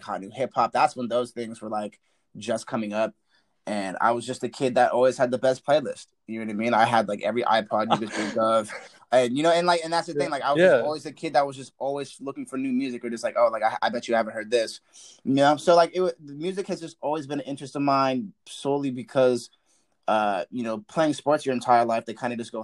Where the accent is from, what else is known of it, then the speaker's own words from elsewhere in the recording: Central Coast of California, United States; I'm from the Central Coast of California.